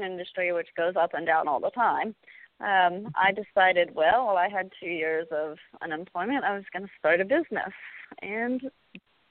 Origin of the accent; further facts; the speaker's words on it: California, United States; I grew up in California